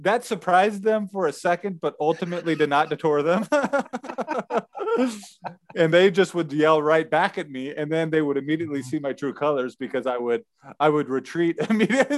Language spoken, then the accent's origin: English; United States; moved away; being an American from the United States